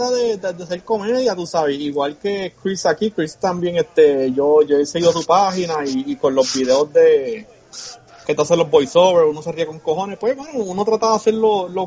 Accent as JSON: {"language": "Spanish", "country": "Puerto Rico"}